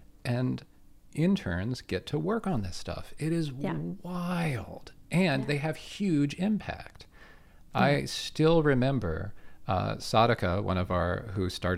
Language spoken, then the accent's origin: English; Pittsburgh, Pennsylvania, United States; moved away as an adult; now in Canada; I'm from Pittsburgh. I'm from Pittsburgh, Pennsylvania.